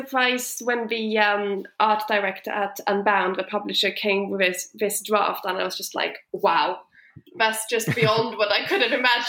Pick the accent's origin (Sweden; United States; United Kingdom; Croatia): Sweden; moved away as an adult; I moved from Sweden 7 years ago when I went to university. So since then, I've been back home for holidays, Christmas and summer, sometimes Easter.